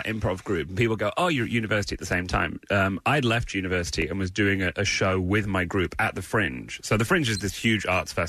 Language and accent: English; England, United Kingdom; now in Brooklyn, United States; my wife and I both sound like, oh, hello, we're from England.